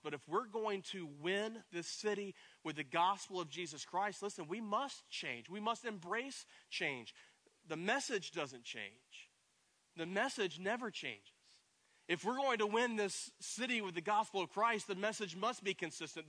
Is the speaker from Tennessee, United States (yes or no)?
yes; East Tennessee, United States; in Tennessee, growing up in East Tennessee, I, I grew up riding horses